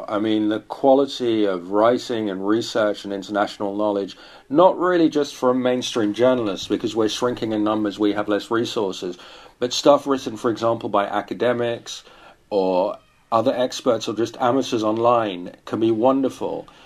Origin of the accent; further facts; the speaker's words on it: Netherlands; now in Paris, France; I'm British, I grew up in Holland, I live in Paris, my wife is American, and so on.